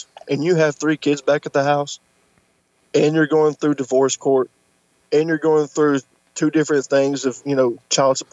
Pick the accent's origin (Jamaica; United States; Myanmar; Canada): United States; Tennessee; I'm from Tennessee